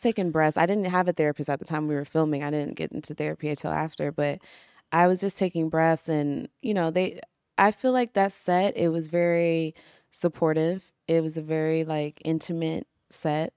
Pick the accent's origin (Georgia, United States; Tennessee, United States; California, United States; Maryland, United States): Maryland, United States; I'm from Maryland